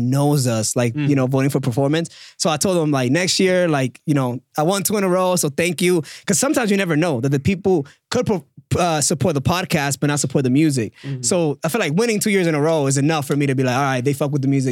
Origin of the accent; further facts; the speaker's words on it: New York, United States; I'm from New York